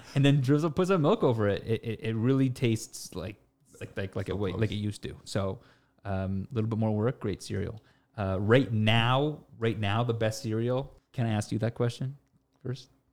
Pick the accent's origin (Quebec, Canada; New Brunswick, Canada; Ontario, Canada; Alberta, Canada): Ontario, Canada; Toronto; born and raised in Toronto, Canada